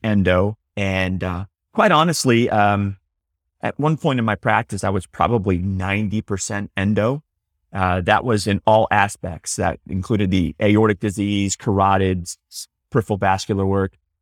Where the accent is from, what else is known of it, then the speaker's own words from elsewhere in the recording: Houston, Texas, United States; also born or lived in Dallas; now in Austin, United States; I grew up in Texas, grew up in, in Houston